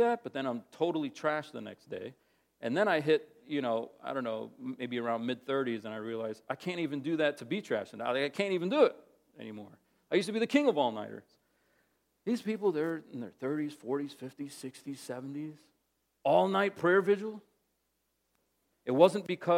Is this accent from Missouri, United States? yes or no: no; New Jersey, United States; also born or lived in Massachusetts; when my mother and I moved from Massachusetts to New Jersey